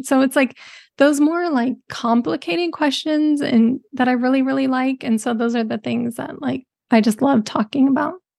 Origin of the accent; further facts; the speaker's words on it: Bay Area, California, United States; I'm from the Bay Area